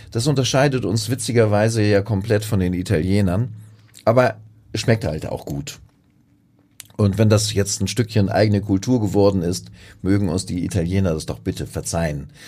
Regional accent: Buxtehude, Lower Saxony, Germany; ich komme ja aus der Hansestadt Buxtehude und wir hatten dort in der Nähe des Bahnhofs ja wirklich in meiner Kindheit eine riesige Nudelfabrik.

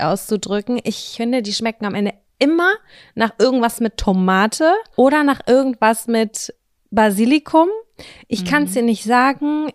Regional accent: Lübbecke, North Rhine-Westphalia, Germany; moved away; der Marktkauf bei uns in Lübbecke

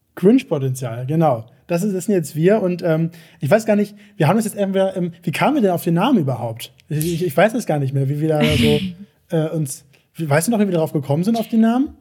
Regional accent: Hamburg, Germany; ich komm aus Hamburg. Ich bin ja Hamburger Jung

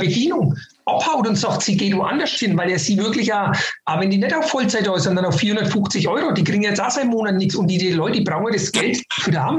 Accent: Northern Bavaria, Germany; bei uns in Nordbayern

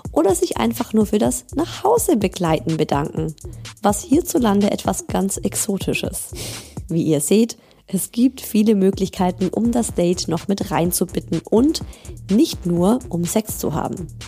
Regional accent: Baden-Württemberg, Germany; Also ich bin, ich komme ja aus Schwaben, ich komme ja nicht aus Bayern.

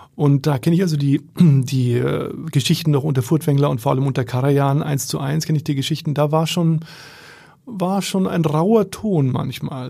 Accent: Bamberg, Bavaria, Germany; moved away as an adult; now in Berlin, Germany; in Bamberg, in meiner Heimat

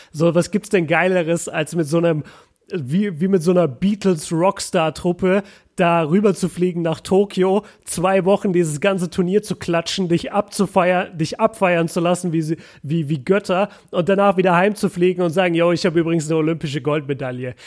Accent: Germany; als Deutscher und als Europäer

